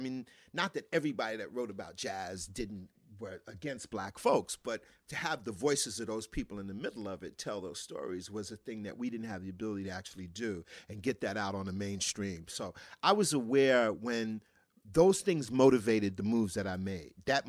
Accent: Brooklyn, New York, United States; in the basement of the brownstone I grew up in Bed-Stuy, Brooklyn, there were 5 to 6 of my dad's friends

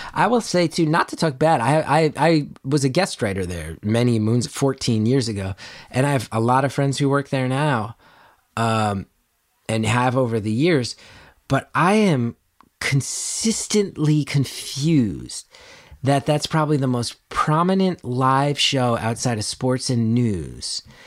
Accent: New Jersey, United States; I grew up in North Jersey

